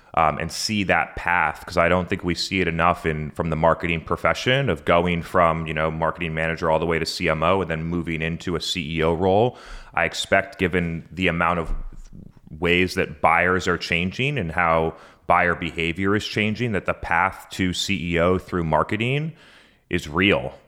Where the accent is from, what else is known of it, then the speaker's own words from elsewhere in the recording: Brookline, New Hampshire, United States; I grew up in a small town in New Hampshire called Brookline, New Hampshire, population 4,000